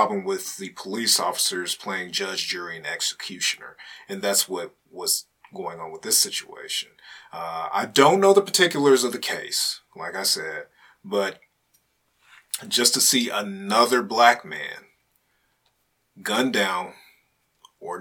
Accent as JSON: {"language": "English", "country": "United States", "said": "as an American citizen"}